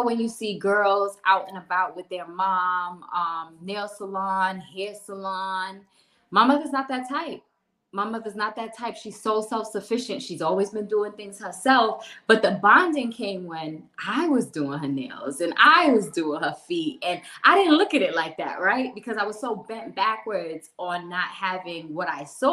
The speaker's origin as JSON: {"language": "English", "town": "New York City", "region": "New York", "country": "United States", "tie": "born or raised there", "moved": "as an adult", "lives_now": "Florida, United States", "said": "Born and raised in Brooklyn, New York. Did everything in New York until I was 30 years old. And then I took my journey to Florida"}